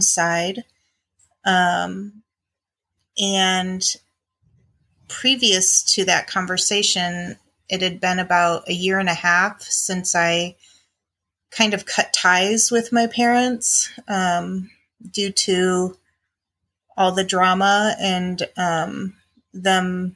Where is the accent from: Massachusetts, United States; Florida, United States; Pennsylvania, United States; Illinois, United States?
Illinois, United States; Chicago; I grew up in the Midwest in Illinois with my mom, my dad, and one brother who's younger than me.